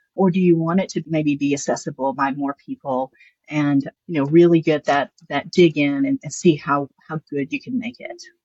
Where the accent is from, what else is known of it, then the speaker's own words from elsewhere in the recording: the South, United States; accent: Southern; I'm Southern. You can hear my accent here.